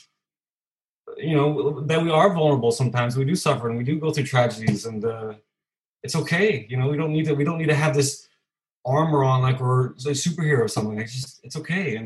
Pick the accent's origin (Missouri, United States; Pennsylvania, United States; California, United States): California, United States; moved away as an adult; now in Copenhagen, Denmark; I'm originally from California, but I've been in Copenhagen for 11 years now